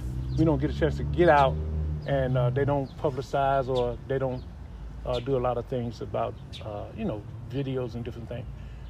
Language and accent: English; Memphis, Tennessee, United States; Well, Memphis is a place where music is fluent. Music is plentiful. You have to make your own type of music that you would like to be. Mostly music around here is soul music